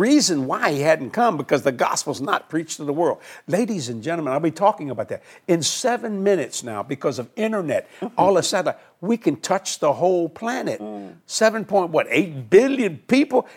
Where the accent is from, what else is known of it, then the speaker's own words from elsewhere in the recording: New Orleans, Louisiana, United States; also born or lived in Houma, Louisiana; I moved to Houma, but I was raised on the West Bank of New Orleans